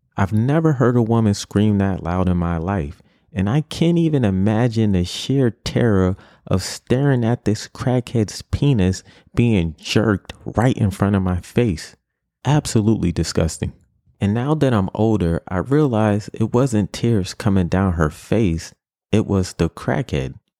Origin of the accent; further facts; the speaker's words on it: New York City, New York, United States; growing up in New York City